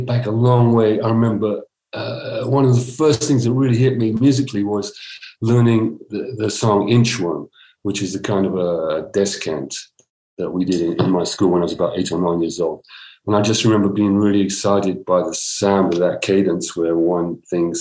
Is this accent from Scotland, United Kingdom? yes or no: no; Cardiff, Wales, United Kingdom; outside of Cardiff, where I was born in Wales.